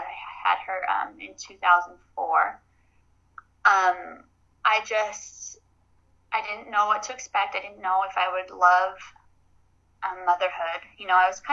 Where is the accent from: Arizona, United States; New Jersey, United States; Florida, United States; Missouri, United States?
Arizona, United States; I grew up in Arizona